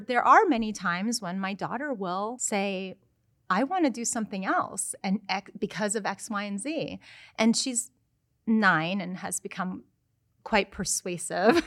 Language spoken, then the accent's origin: English; United States; I'm American.